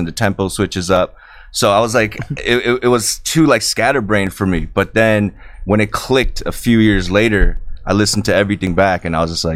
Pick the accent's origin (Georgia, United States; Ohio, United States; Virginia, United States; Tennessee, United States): Virginia, United States; Northern; when I was growing up in Northern Virginia